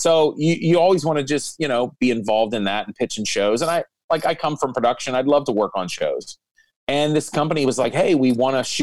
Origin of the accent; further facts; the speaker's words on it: Pittsburgh, Pennsylvania, United States; in my hometown